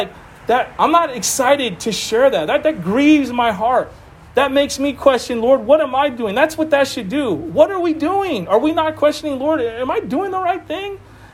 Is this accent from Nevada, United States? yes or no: no; Boston, Massachusetts, United States; It's like I was from Boston. I talked about it. Super wicked.